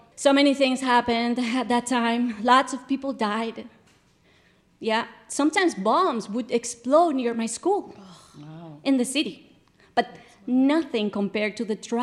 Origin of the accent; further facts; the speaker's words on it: Guatemala; When I was little, growing up in Guatemala